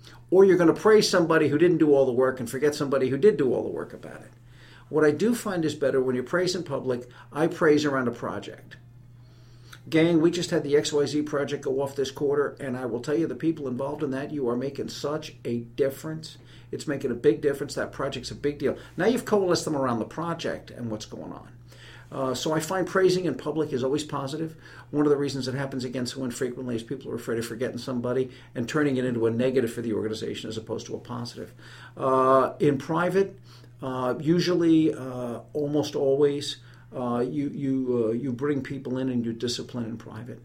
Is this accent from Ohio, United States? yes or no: no; New York City, New York, United States; moved away as an adult; also born or lived in Rock Island / Germany / Aberdeen Proving Ground, Maryland; now in Alabama, United States; I was born and raised in New York City